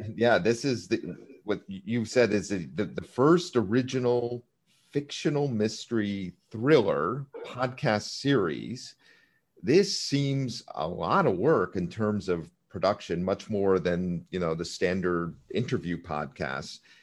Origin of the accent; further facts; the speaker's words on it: Virginia, United States; Virginia, here in the United States, I might add, uh, my home state.